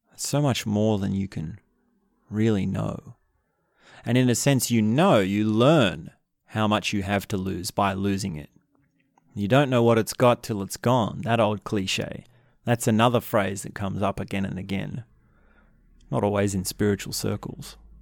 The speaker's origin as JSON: {"language": "English", "country": "Australia", "said": "In Australia, I'm Australian"}